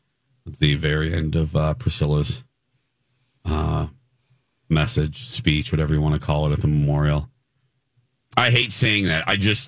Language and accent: English; Indiana, United States; But living in Indiana, growing up in Indiana